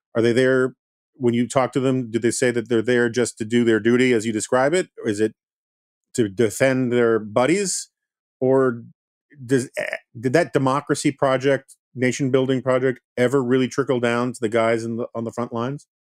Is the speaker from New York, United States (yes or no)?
yes; New York, United States; as a New Yorker